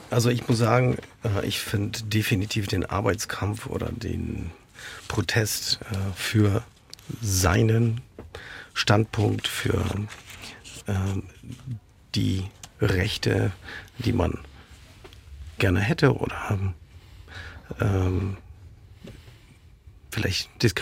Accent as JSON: {"language": "German", "country": "Poland", "said": "wir erleben äh, Dinge in Italien, äh, in Ungarn, in Polen, in meinem Heimatland."}